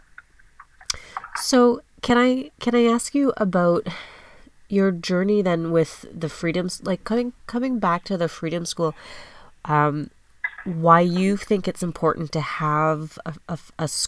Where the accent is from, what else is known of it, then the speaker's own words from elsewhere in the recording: Canada; I'm Asian Canadian